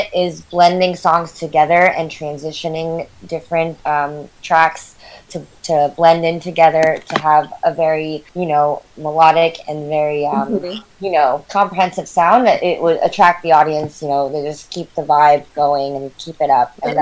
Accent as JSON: {"language": "English", "town": "San Jose", "region": "California", "country": "United States", "tie": "born or raised there", "said": "I'm from the Bay Area, born and raised in Northern California, in San Jose specifically"}